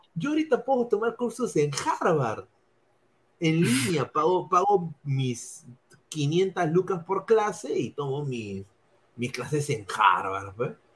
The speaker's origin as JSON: {"language": "Spanish", "region": "Lima", "country": "Peru", "moved": "yes", "said": "sí soy limeño"}